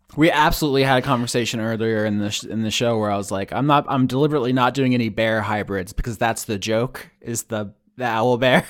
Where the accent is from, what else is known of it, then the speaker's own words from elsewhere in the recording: Florida, United States; growing up in Florida